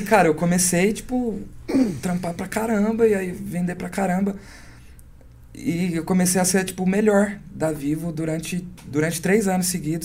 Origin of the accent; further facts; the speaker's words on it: Vitória da Conquista, Bahia, Brazil; moved away as an adult; also born or lived in São Paulo; lá da minha cidade, Vitória da Conquista